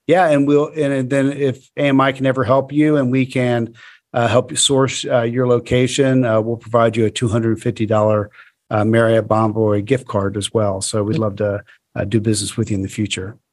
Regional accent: Florida, United States; I'm from Florida

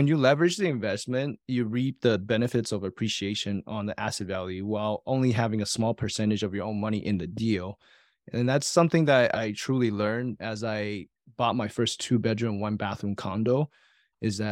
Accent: Taiwan; moved away; I was born and raised in Taiwan with saver's mentality.

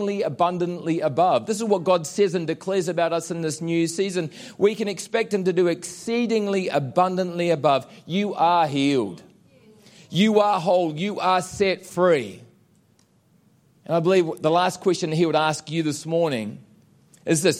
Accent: New Zealand; moved away; I'm a Kiwi.

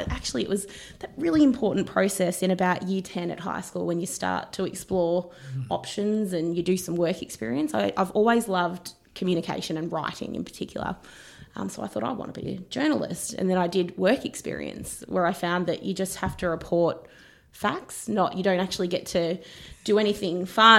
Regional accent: Geelong, Victoria, Australia; also born or lived in Dundee, Scotland; I was born in Scotland, Dundee, Scotland, which is also a UNESCO City of Design. So there's a nice synergy between, you know, my hometown and Geelong. But we moved to Australia as a family when I was seven.

